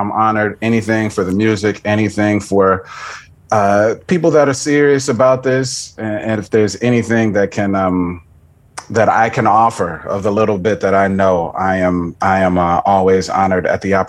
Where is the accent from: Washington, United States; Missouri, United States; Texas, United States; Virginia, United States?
Texas, United States; Houston; Yeah, I'm originally from Houston, Texas, like right in the middle of it.